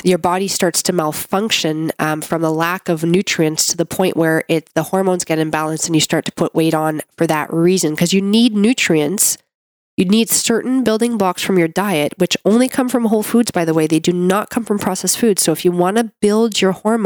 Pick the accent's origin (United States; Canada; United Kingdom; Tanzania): Canada; I'm a Canadian medical doctor